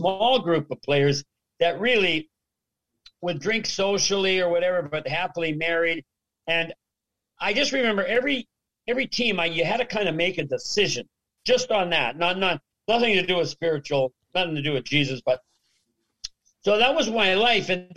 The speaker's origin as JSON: {"language": "English", "town": "Regina", "region": "Saskatchewan", "country": "Canada", "tie": "born or raised there", "moved": "yes", "said": "growing up in Regina"}